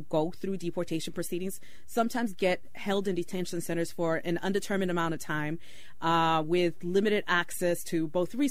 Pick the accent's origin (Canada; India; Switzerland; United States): United States; Oakland, California; also born or lived in Mexico; As someone who is undocumented but has my entire life rooted in Oakland, I am from Oakland